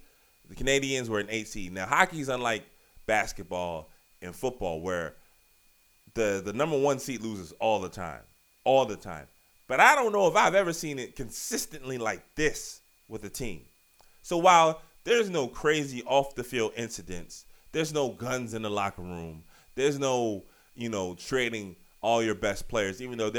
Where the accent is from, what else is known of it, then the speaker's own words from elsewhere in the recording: Richmond, Virginia, United States; moved away; also born or lived in Portland; I grew up in Richmond, Virginia, lived out west for a while, lived out in Portland.